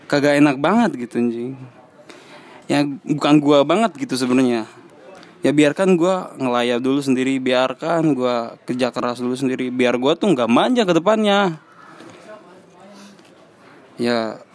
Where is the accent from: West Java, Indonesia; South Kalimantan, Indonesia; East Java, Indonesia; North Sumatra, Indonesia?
West Java, Indonesia; Cibarusah; salah satu buktinya adalah gue orang Cibarusah hanya beberapa doang yang yang ada di daerah sini